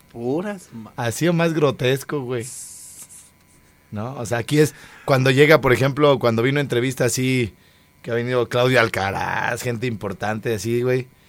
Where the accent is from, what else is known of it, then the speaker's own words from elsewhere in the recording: Guadalajara, Jalisco, Mexico; yo, yo, yo soy de Guadalajara y estoy calvo y me dicen que soy un pelón de Jalisco.